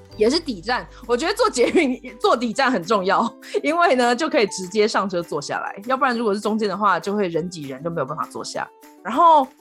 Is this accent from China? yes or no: no; Kaohsiung, Taiwan; moved away as an adult; now in Colorado, United States; 我的故乡高雄